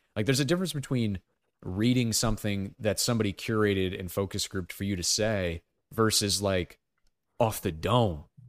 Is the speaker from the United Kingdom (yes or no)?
no; United States; as an American